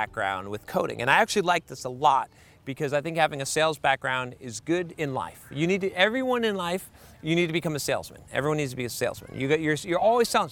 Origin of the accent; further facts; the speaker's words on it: United States; American developers